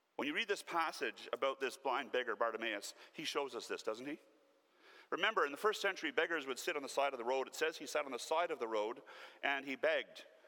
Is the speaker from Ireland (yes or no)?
no; Canada; Born and raised in Newfoundland, the poorest province of our country